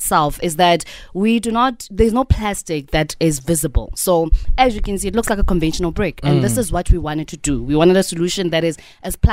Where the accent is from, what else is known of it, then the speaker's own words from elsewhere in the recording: Sasolburg, Free State, South Africa; we're from the Free State